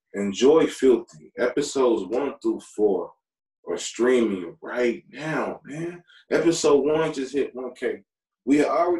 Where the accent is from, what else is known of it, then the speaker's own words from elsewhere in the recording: Kinston, North Carolina, United States; my hometown